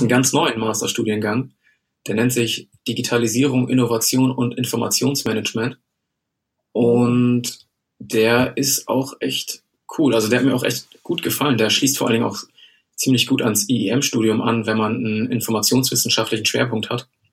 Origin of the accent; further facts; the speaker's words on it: Germany; moved away as an adult; bin ich ja erstmal nach Bremen gezogen. Ähm, aus privaten Gründen. Ich komme hier aus der Nähe